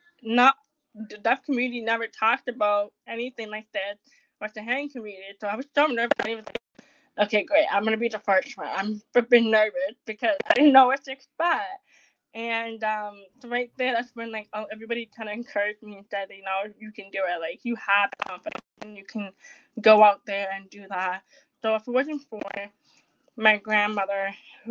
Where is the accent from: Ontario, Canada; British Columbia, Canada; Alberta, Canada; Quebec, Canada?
Ontario, Canada; Toronto; I'm from Canada, Toronto